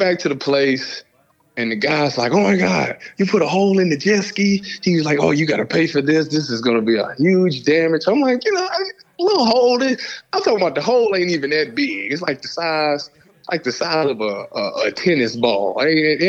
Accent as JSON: {"language": "English", "town": "Cleveland", "region": "Ohio", "country": "United States", "tie": "born or raised there", "said": "my hometown team"}